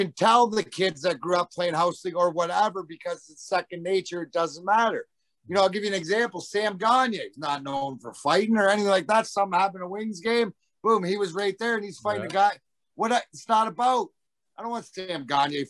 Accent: Leamington, Ontario, Canada; now in United States; we grew up in Essex County

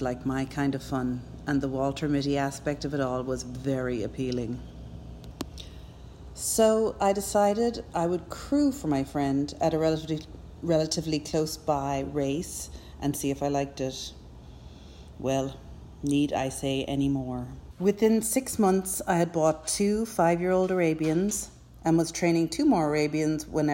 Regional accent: Cork, Munster, Ireland; now in United States; As you can tell from my accent, I'm not actually American. I grew up in Ireland, in Cork

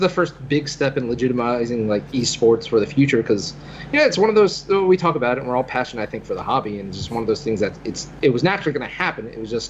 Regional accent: Philadelphia, Pennsylvania, United States; I'm from Philly, man.

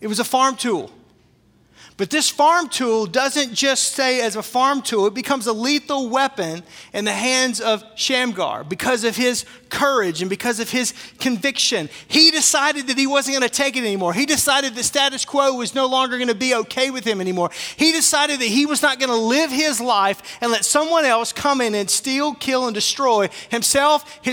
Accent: Arkansas, United States; I'm from Arkansas

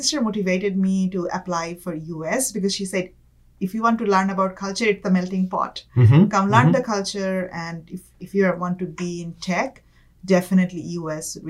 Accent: Dhaka, Dhaka Division, Bangladesh; moved away as an adult; also born or lived in California; now in Bay Area, United States; I'm born and raised in Dhaka, Bangladesh, which is the capital of Bangladesh

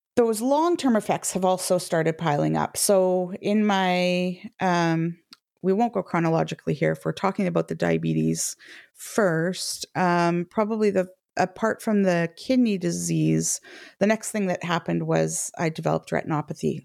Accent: Canada; now in United Kingdom; I'm a Canadian living in the U K

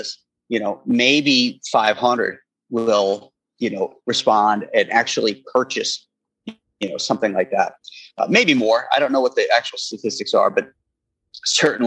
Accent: Space Coast, Florida, United States; moved away; I grew up down there on the Space Coast.

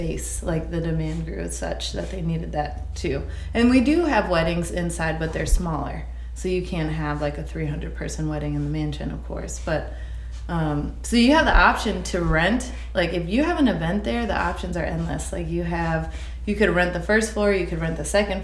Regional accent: Aurora, Illinois, United States; We're both from Aurora

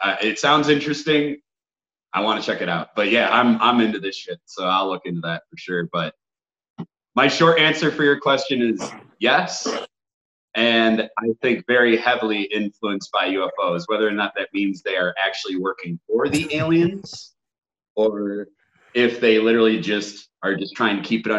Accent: Dearborn, Michigan, United States; I grew up in Dearborn, where Eloise Mental Hospital

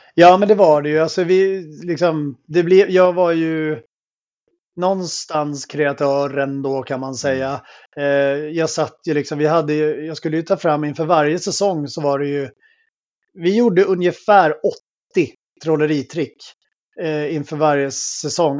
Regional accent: outside Helsingborg, Skåne, Sweden; jag växte upp i Skåne eh, utanför eh, Helsingborg

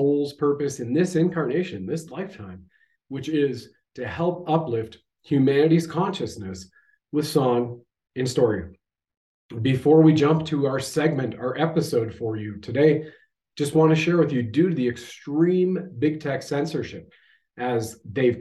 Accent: Canada

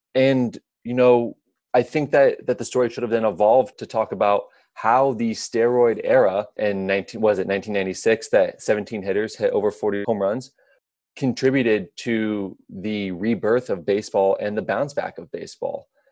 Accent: Midwest, United States; growing up in the Midwest

